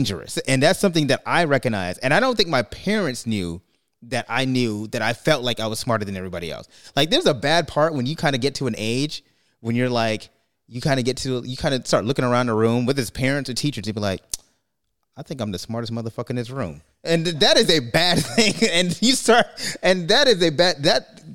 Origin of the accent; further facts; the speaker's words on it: New York, United States; moved away; also born or lived in California; I grew up in New York